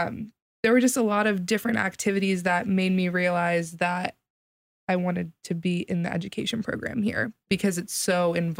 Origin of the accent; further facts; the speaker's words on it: Columbus, Ohio, United States; I'm from the Columbus area